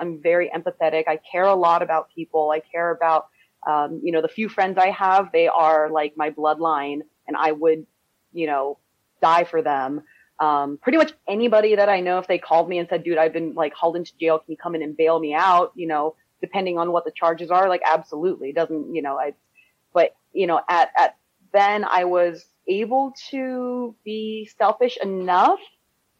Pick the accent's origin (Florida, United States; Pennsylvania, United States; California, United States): California, United States; growing up in California